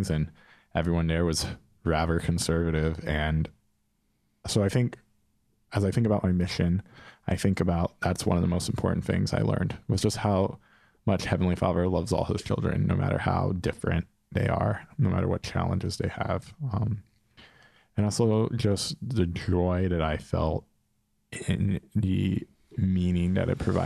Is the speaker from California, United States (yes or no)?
no; Pennsylvania, United States; also born or lived in Philadelphia, Pennsylvania; I'm from Philly. Well, I'm from Pennsylvania, but I'd lived in Philly for 5 years